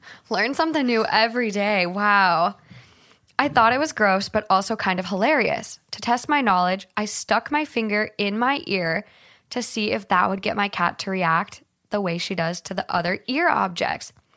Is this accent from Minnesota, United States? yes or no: yes; Minnesota, United States; growing up in Minnesota